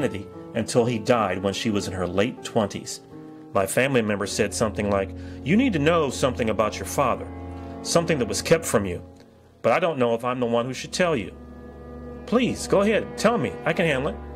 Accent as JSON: {"language": "English", "town": "Cleveland", "region": "Ohio", "country": "United States", "tie": "born or raised there", "said": "I was born in Cleveland, Ohio in the 60s."}